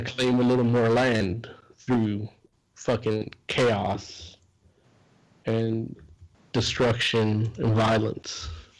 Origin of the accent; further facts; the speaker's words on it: United States; I say we as Americans because I am an American, even though I'm from Mexican descent.